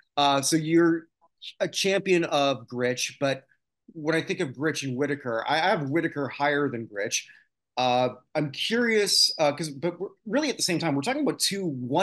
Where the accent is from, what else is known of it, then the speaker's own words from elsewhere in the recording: Canada; as a Canadian, that's obviously something in my wheelhouse